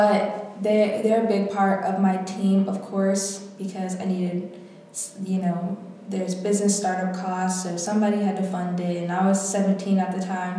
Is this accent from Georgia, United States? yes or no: yes; Atlanta, Georgia, United States; moved away as an adult; now in Washington, D.C., United States; I grew up in Atlanta, Georgia